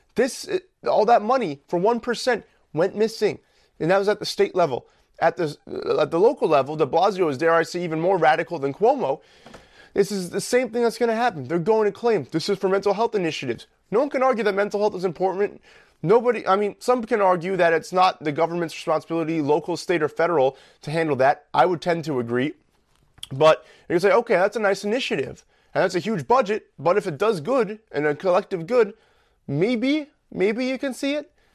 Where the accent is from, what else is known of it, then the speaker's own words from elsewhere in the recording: New York, United States; we grew up in New York